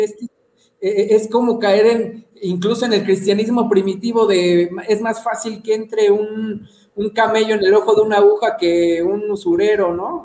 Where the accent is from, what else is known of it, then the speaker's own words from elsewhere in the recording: Mexico City, Mexico; moved away as an adult; also born or lived in Yucatán; llevo dos años que regresé y ya me chilanguicé otra vez